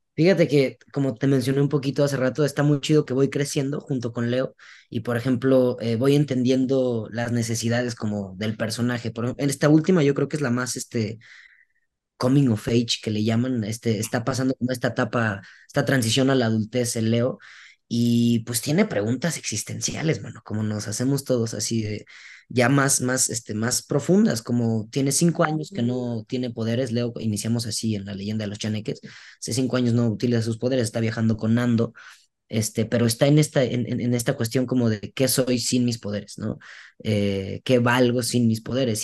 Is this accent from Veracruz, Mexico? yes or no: yes; Veracruz, Mexico; yo soy de Veracruz y yo desde morro escuché a mi abuela decirlo